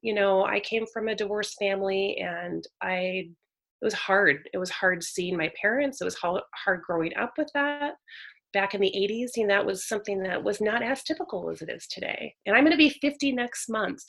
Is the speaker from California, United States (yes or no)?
yes; Northern California, United States; also born or lived in San Jose, California; Northern California raised, so I was born in Silicon Valley, San Jose area. Mm-hmm but then moved around a lot as a kid so went to a lot of different schools and but all in northern california